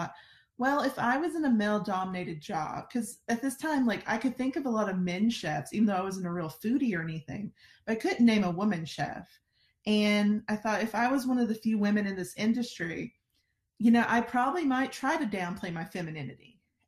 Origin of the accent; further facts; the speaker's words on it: Alabama, United States; accent: Alabama; I'm originally from Alabama, as you might could tell from my incredible accent.